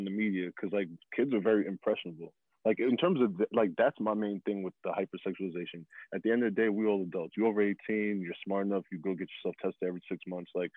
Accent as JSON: {"language": "English", "country": "United States", "said": "I'm an American"}